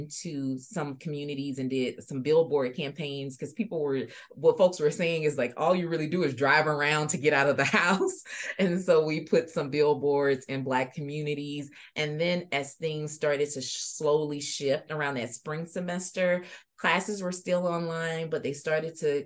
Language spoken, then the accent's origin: English; Louisiana, United States; moved away as an adult; now in Iowa, United States; Louisiana is my home state